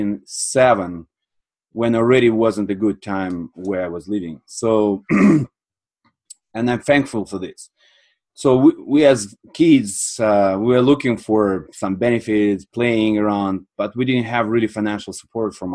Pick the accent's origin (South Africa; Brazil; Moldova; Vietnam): Moldova; moved away as an adult; also born or lived in Sweden; now in Canada; I'm from Republic of Moldova.